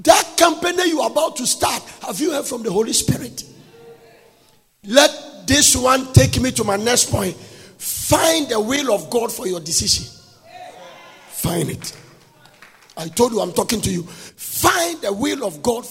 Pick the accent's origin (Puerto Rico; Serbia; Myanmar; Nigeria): Nigeria; accent: Nigerian English; I'm using a Nigerian English.